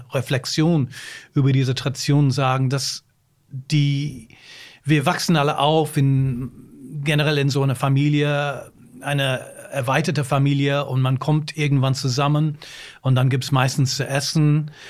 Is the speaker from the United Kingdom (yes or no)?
yes; London, United Kingdom; German is a second language; moved away as an adult; also born or lived in Glasgow, Scotland / Berlin, Germany; now in Germany; ich bin in Schottland geboren, aber in London aufgewachsen.